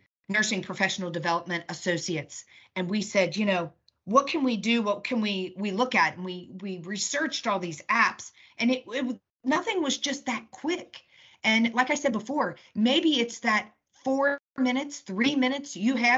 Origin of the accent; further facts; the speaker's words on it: United Kingdom; I'm British